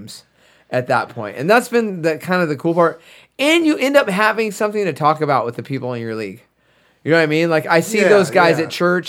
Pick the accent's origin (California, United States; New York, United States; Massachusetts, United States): California, United States; we're from California